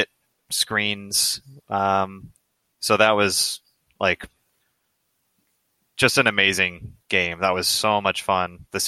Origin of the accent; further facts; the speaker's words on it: United States; male growing up in America